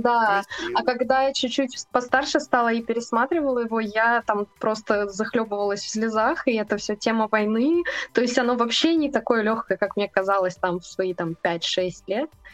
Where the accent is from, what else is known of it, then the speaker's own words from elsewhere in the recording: Ukraine; moved away as an adult; now in Russia; я вообще не из России, если что. я переехала Ой, из Украины.